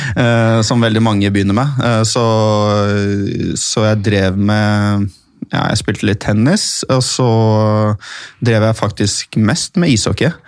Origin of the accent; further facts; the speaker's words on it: Oslo, Norway; also born or lived in Tromsø, Norway / Bærum, Norway / United States; jeg vokste opp i Oslo. Jeg, født, jeg er født i Tromsø. Uh, så flyttet vi uh, til Oslo eller Bærum når jeg var sånn fire-fem år.